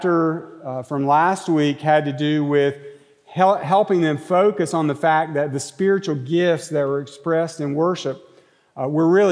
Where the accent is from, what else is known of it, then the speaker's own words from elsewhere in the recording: Monroe, North Carolina, United States; I'm from Monroe, North Carolina